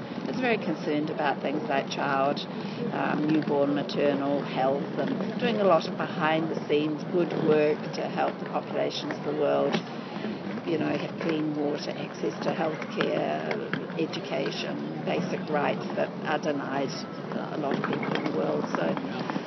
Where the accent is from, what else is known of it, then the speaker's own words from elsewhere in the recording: Christchurch, Canterbury, New Zealand; moved away as an adult; now in Wellington, New Zealand; I come from Christchurch, which is a city now flattened by an earthquake. All of the places that were the church where I was christened, where I was married, where I buried my parents from is down on the ground